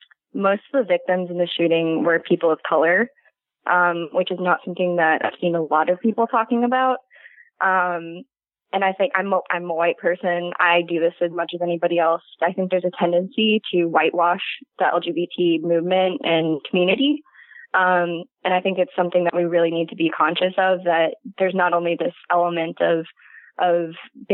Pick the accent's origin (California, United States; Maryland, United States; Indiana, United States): Indiana, United States; Indianapolis; No, I'm from Indianapolis.